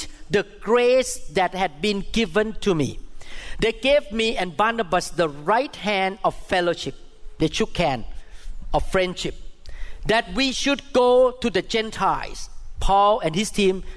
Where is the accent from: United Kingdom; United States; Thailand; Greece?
Thailand; first language Thai; English is a second language; moved away; I grew up in Catholic school in Thailand